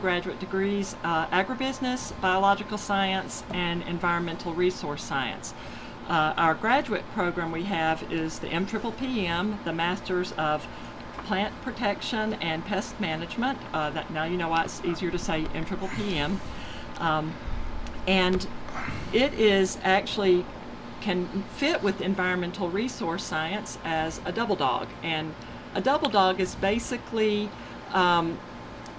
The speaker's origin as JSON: {"language": "English", "town": "Barnesville", "region": "Georgia", "country": "United States", "tie": "born or raised there", "said": "I grew up in Barnesville"}